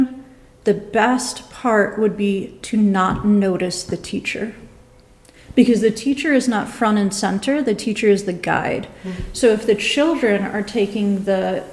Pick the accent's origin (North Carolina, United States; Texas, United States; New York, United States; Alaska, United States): New York, United States; now in Nebraska, United States; I'm originally from New York